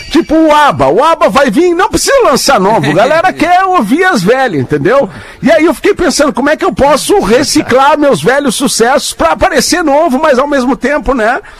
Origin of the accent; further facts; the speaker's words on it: Maranhão, Brazil; eu sou do Maranhão.